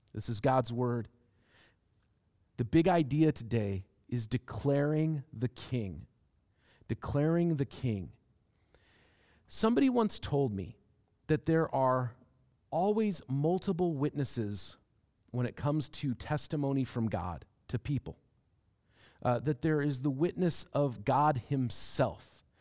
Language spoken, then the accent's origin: English; Seattle, Washington, United States; moved away as an adult; also born or lived in Manchester; I'm from Seattle